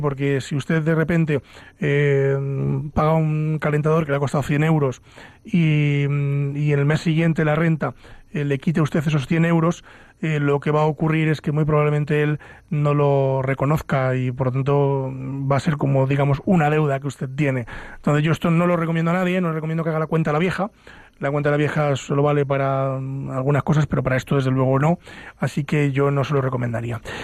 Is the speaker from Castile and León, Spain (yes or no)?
yes; Ávila, Castile and León, Spain; now in Madrid, Spain; los que somos de Ávila